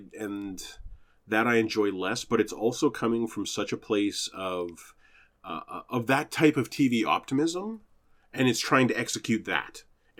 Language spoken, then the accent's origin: English; Canada; As a Canadian, I think I'm excused.